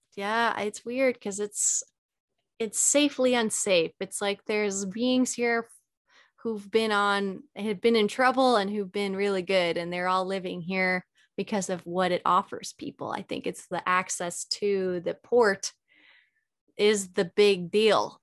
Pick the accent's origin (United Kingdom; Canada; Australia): Canada; Alberta; moved away as an adult; now in Sedona, United States; I originally I'm Canadian. Okay. I'm from Alberta, Canada, and I was living up there alone at the time.